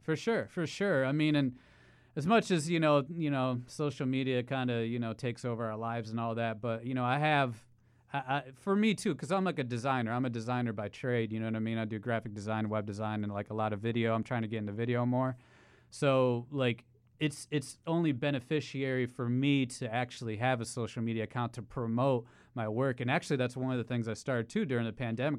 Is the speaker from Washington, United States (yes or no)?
no; Ohio, United States; moved away as an adult; now in New York City, United States; I'm actually not a born New Yorker, but I've been here for eight years. Um, I'm from Ohio